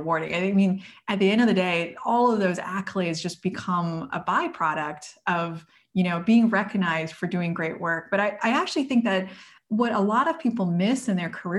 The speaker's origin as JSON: {"language": "English", "country": "United States", "tie": "born or raised there", "said": "I grew up in the United States"}